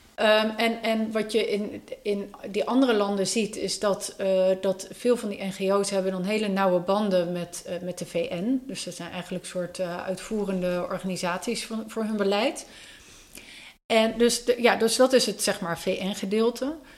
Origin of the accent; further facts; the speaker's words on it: Enschede, Overijssel, Netherlands; ik kom zelf uit Enschede